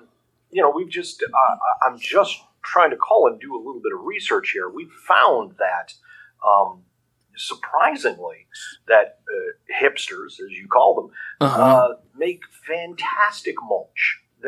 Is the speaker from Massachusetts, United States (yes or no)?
no; Dayton, Colorado, United States; I'm from Dayton, Colorado.